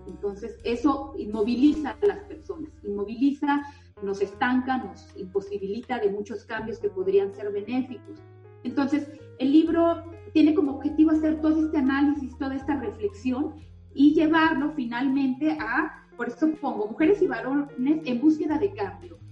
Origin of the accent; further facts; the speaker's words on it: San Cristóbal de las Casas, Chiapas, Mexico; soy originaria de San Cristóbal